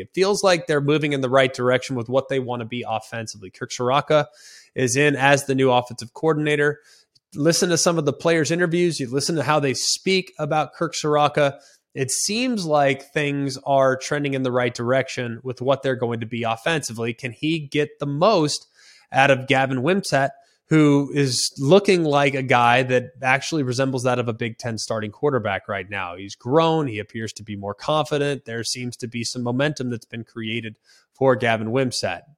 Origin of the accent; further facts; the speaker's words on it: Dallas, Texas, United States; I'm from Dallas, Texas